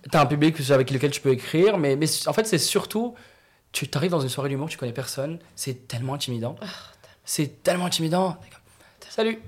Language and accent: French; Morocco; moved away; Moi, j'ai grandi au Maroc, né au Maroc, grandi au Maroc